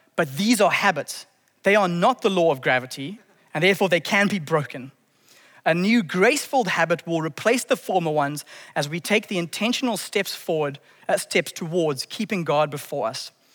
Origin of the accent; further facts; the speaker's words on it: Zimbabwe; I grew up in Zimbabwe in the early nineties.